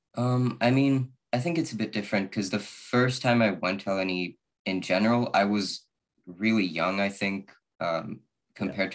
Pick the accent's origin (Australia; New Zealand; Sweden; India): Sweden; I'm from Sweden.